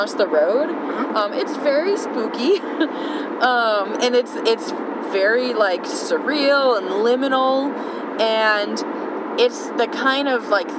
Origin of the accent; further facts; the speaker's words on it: Loveland, Ohio, United States; I grew up in Loveland, Ohio, which is the home of the Loveland Frogman